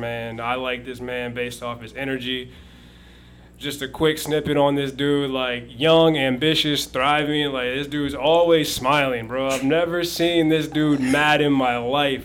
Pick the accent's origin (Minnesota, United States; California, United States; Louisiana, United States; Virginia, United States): Virginia, United States; moved away as an adult; I'm from Virginia